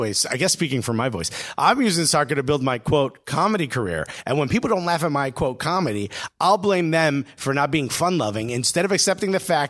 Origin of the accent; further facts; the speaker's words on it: New Jersey, United States; another New Jerseyan